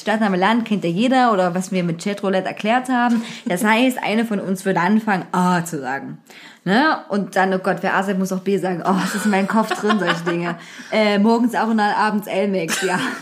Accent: Zwickau, Saxony, Germany; moved away; bei uns in Zwickau

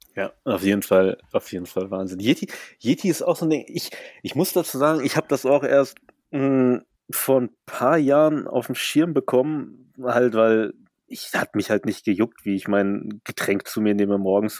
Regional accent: Germany; ich bin ja immerhin in Deutschland aufgewachsen

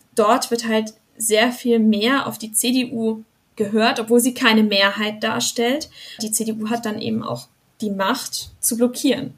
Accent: Rastatt, Baden-Württemberg, Germany; dort wo ich herkomme, Rastatt

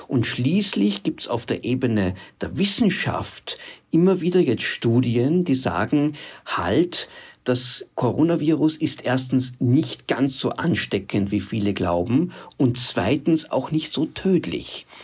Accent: Austria; bei uns in Österreich

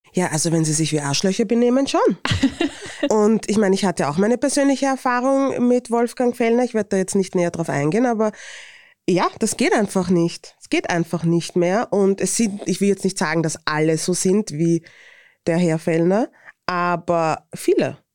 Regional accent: Vienna, Austria; accent: Viennese; Akzent und mein Dialekt ist sehr wienerisch

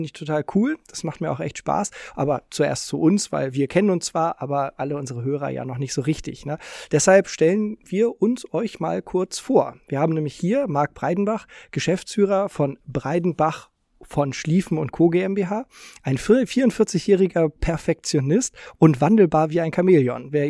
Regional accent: Hamburg, Germany; Ich bin nämlich auch in Hamburg groß geworden

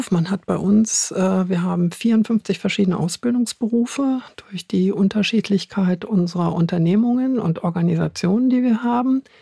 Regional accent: Hanover, Lower Saxony, Germany; vielleicht hört man es noch ein bisschen. Ich bin Hannoveranerin

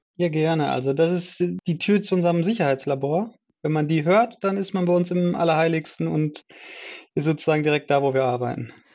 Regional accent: Essen, North Rhine-Westphalia, Germany; Ich komme aus Essen war schon immer ein Essener und bin auch immer noch ein Essener.

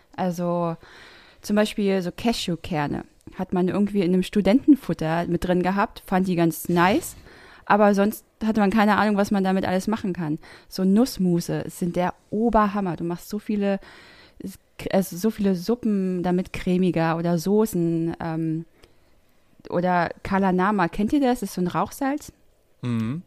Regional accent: the East, eastern Germany, Germany; ich bin halt kein norddeutsches Mädchen. Ich komme äh, aus dem Osten

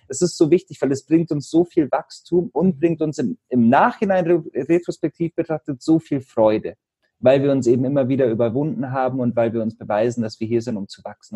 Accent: Allgäu, Bavaria, Germany; Ich komme ja aus Bayern, aus dem Allgäu

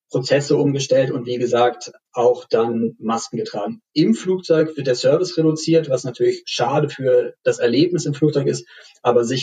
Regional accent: Berlin, Germany; Als Berliner muss man sich ja auch beeilen, wenn man nochmal aus Tegel rausfliegen möchte.

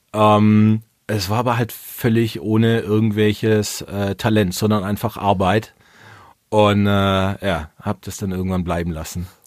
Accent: Swabia, Baden-Württemberg, Germany; als Schwabe

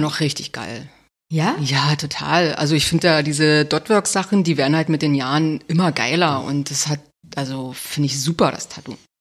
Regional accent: Cottbus, Brandenburg, Germany; ich komme aus Cottbus

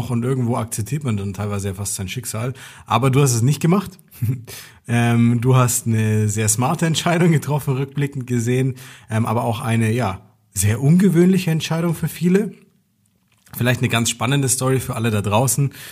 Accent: Nuremberg, Bavaria, Germany; Und wir kommen aus Nürnberg und der Chris kam aus Landshut.

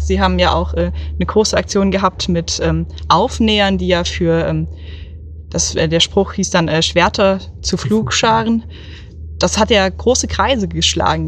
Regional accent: Oberursel, Hesse, Germany; ich komme aus Oberursel bei Frankfurt am Main

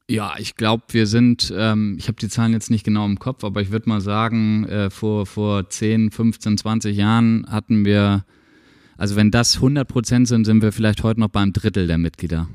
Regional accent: Nortorf, Schleswig-Holstein, Germany; now in Schwarzenbek, Germany; als Nordhoffer muss man immer sagen, das ist der geografische Mittelpunkt von Schleswig-Holstein

